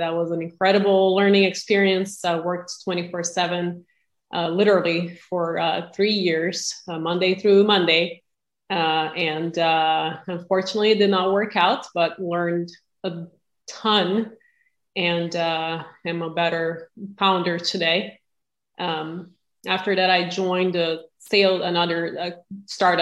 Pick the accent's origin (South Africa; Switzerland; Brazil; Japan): Brazil; moved away as an adult; now in United States; I'm originally from Brazil and was blessed enough to come to the U.S. when I was 18, 20 years ago